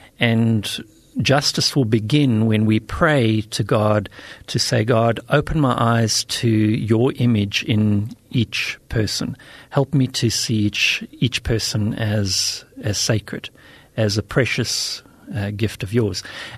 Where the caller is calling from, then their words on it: South Africa; I'm speaking from South Africa.